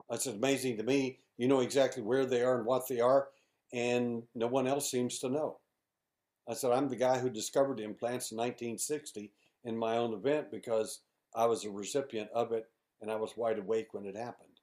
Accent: Houston, Texas, United States; I'm an investigator from Houston, Texas

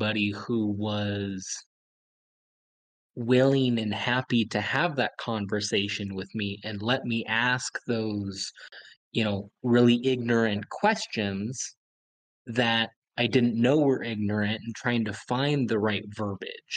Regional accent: Idaho, United States; I grew up in Idaho

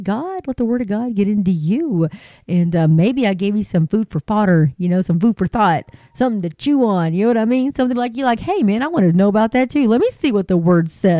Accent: Hart, Texas, United States; moved away; I'm originally from Hart, Texas

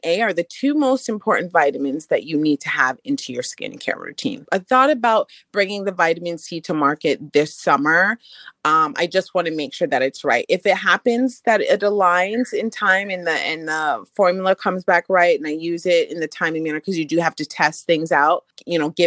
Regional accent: Jamaica; I'm Jamaican, so hibiscus is something we drank normally growing up

